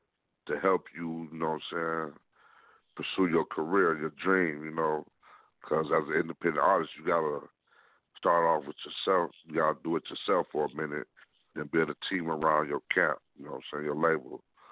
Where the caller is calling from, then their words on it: Lansing, Michigan, United States; I'm calling from Lansing, Michigan